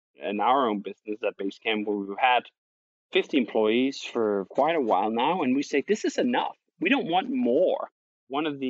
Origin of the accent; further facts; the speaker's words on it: Denmark; moved away as an adult; now in United States; I'm originally from Denmark